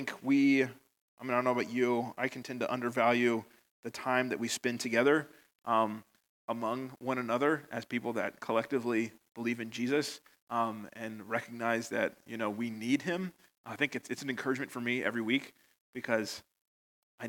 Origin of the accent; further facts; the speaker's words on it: United States; moved away as an adult; now in Northern Ireland, United Kingdom; you probably noticed from my accent, I'm from America, and I've been here 8 years now